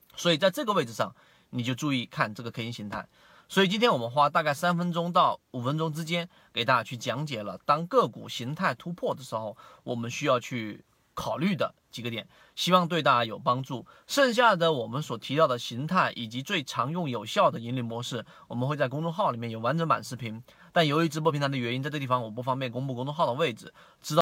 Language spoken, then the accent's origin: Chinese; China; 我们中国人传统所说的这个盐少许、酱油少许